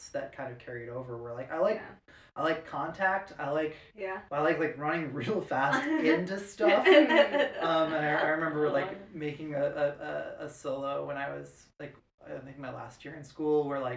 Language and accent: English; La Grange Park, Illinois, United States; I grew up in the south suburbs of Chicago.